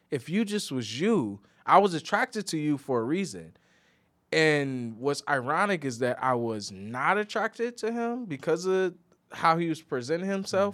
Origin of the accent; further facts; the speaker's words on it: Midwest, United States; moved away; we're both from the Midwest